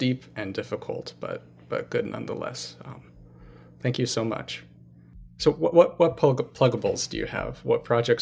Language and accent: English; Northwest Ohio, United States; growing up in Northwest Ohio, Sauter Village